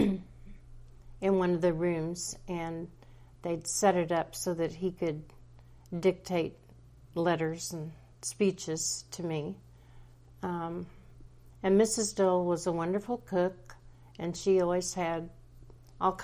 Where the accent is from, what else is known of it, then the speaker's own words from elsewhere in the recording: Russell, Kansas, United States; now in Rehoboth Beach, United States; I grew up in Russell, Kansas